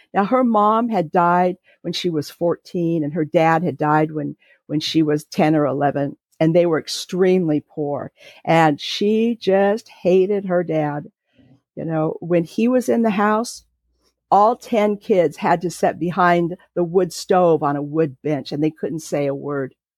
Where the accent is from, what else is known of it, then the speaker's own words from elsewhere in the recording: Santa Monica, California, United States; now in North Carolina, United States; I was raised in California, and I was born in Santa Monica